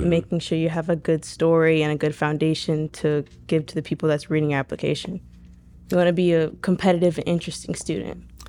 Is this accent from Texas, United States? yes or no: no; Pulaski, Florida, United States; I was born and raised in Pulaski, Florida, in Putnam County, since I was, you know, little